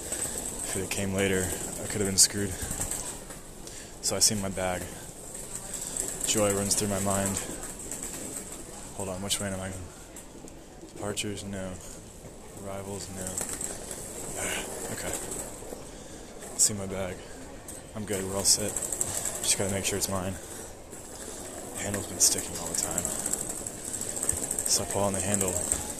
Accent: United States

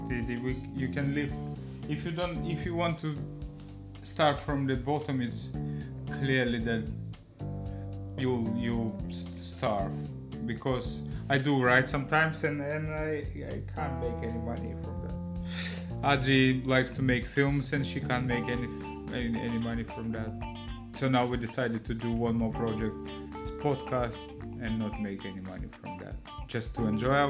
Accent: Lithuania; English is a second language; moved away as an adult; now in London, United Kingdom; We Lithuanians

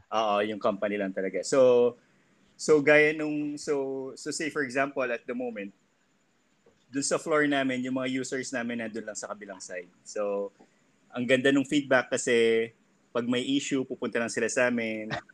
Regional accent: Philippines; now in Hong Kong; dito sa Hong Kong tatlo kami. Yung isa British, yung isa Pakistani, tapos ako Filipino.

